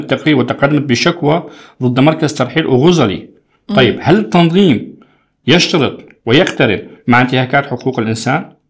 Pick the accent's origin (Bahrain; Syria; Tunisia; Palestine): Syria; now in Turkey; طيب إحنا كسوريين المجنسين تحديدا كم سنة بدنا لحتى نصير مدير قسم